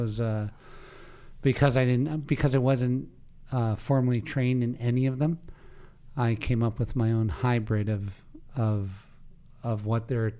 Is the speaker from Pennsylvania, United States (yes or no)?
yes; Pennsylvania, United States; In Pennsylvania.